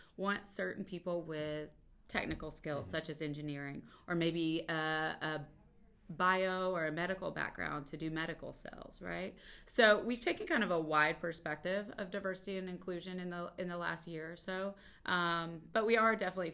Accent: Central Appalachia, East Tennessee, United States; moved away as an adult; also born or lived in Kentucky / Atlanta, Georgia; now in Ohio, United States; originally I'm from Central Appalachia, East Tennessee, and I've spent a lot of my life in Tennessee

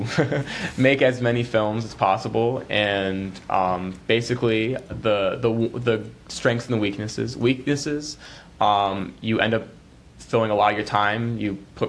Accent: Philadelphia, Pennsylvania, United States; now in Chicago, United States; I'm from Philadelphia originally

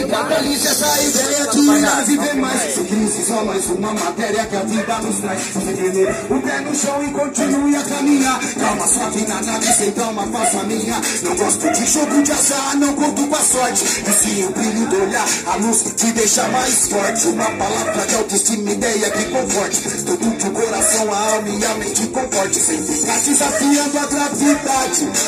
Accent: Mauá, São Paulo, Brazil; sou de Mauá, muito prazer.

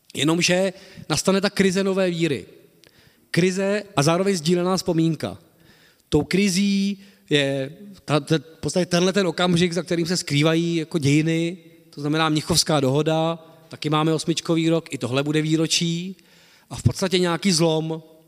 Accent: Czechia

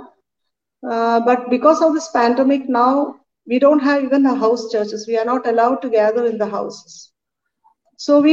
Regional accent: India; I'm from India, and it's an Asian continent

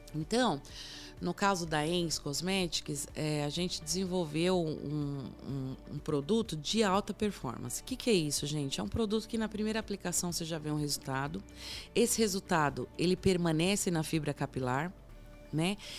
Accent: Brazil; somos brasileiros

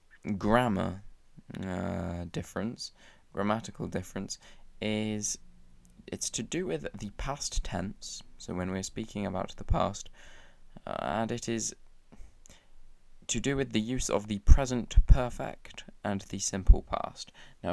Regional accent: England, United Kingdom; I am from England, I'm from Great Britain, I live in a town called Shrewsbury

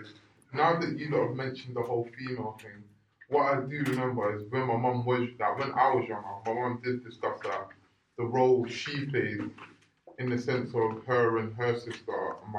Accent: Nigeria; I'm Nigerian.

